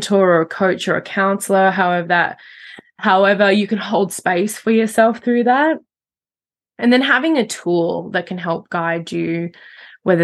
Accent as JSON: {"language": "English", "country": "Australia", "tie": "born or raised there", "said": "growing up in Australia"}